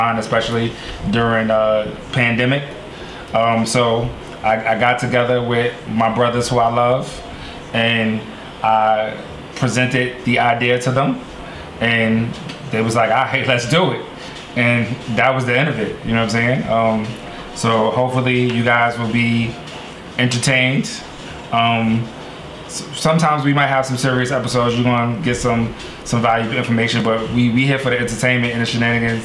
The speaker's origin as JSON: {"language": "English", "town": "New York City", "region": "New York", "country": "United States", "said": "I'm from Harlem. I spent a lot of time on Lenox Avenue"}